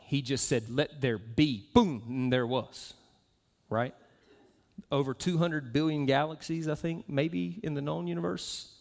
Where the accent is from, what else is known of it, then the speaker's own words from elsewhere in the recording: Southeast, United States; moved away as an adult; also born or lived in Florida; now in Utah, United States; I am from the southeast